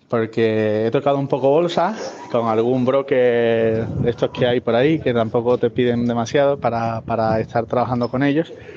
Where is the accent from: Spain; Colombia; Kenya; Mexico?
Spain; Seville, Andalusia; now in Finland; vivo aquí en Finlandia, aunque soy de Sevilla